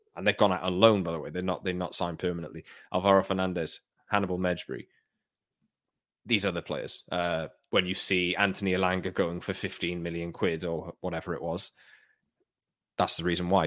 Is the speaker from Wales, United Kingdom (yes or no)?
yes; Wales, United Kingdom; as a Welshman